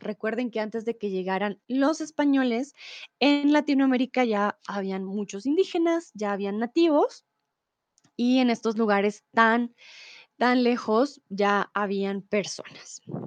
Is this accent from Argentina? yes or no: no; Bogotá, Colombia; soy de Colombia, de Bogotá